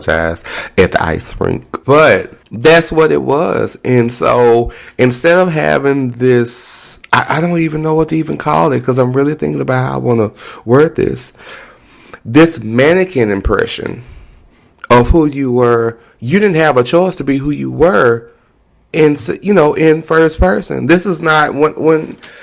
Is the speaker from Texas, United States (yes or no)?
yes; Texas, United States; I'm very Texan